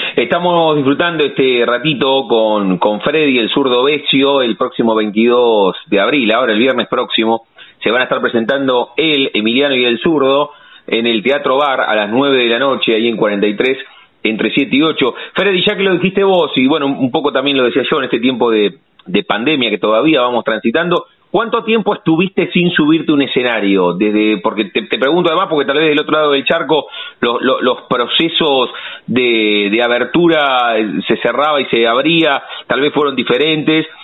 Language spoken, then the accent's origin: Spanish; La Plata, Buenos Aires Province, Argentina; los que nacimos aquí en La Plata